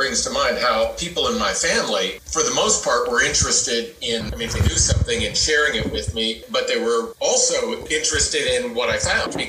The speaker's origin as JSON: {"language": "English", "town": "Johnstown", "region": "Pennsylvania", "country": "United States", "tie": "born or raised there", "said": "my hometown, Johnstown, Pennsylvania."}